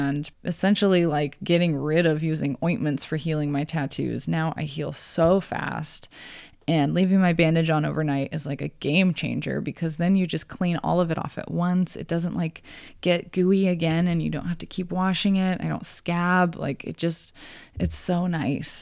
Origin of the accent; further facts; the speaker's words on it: Grand Junction, Colorado, United States; also born or lived in Montana; now in Portland, United States; I'm from Colorado